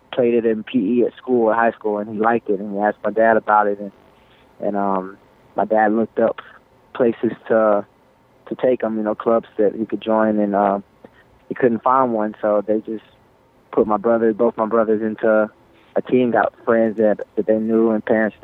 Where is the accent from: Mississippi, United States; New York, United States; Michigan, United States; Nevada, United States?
Mississippi, United States; Jackson; moved away; I grew up in Jackson, Mississippi